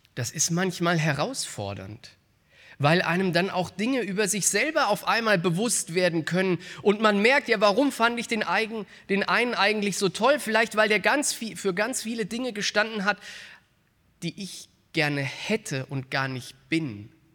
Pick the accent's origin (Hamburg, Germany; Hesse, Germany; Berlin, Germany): Hesse, Germany; Frankfurt; in meiner Heimatstadt in Frankfurt